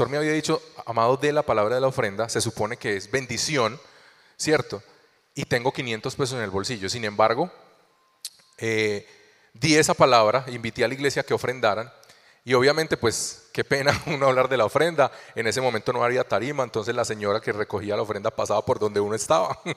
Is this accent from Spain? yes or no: no; Colombia; also born or lived in Venezuela; Hace ocho años llegamos aquí a Colombia desde Venezuela. Yo soy colombiano, conocí al amor de mi vida en Venezuela